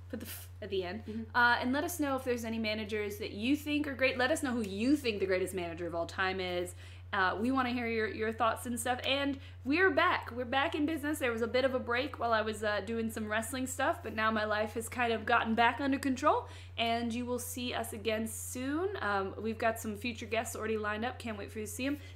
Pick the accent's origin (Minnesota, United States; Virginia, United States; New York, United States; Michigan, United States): Virginia, United States; Hampton; I am from Virginia, and all of our people, no matter their race, mostly talk like we're from the hood. I've had to get rid of that accent because people say things out here.